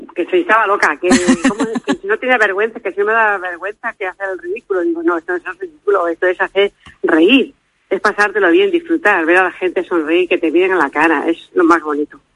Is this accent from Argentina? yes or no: no; Madrid, Community of Madrid, Spain; now in Oviedo, Spain; yo soy de Madrid